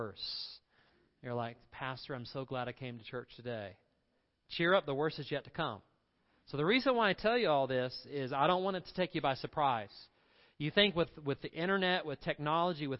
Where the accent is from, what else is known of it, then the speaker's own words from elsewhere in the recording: Candler, North Carolina, United States; I grew up in Inca Candler. There was the Hominy Valley Swimming Pool